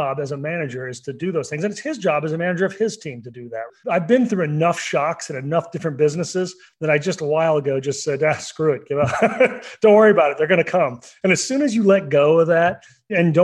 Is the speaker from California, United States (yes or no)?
no; Oklahoma, United States; growing up in Oklahoma